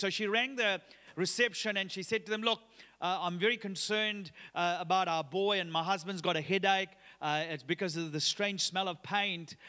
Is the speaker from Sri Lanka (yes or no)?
yes; Sri Lanka; now in Australia; I'm originally from Sri Lanka. Uh, in June two thousand and seventeen, I took my wife Sharon and J-, Josh, uh, who was only about three years old at that time to my home country, and, and we were excited to be there because it was the first time Chase and Josh got to come and see, uh, where I grew up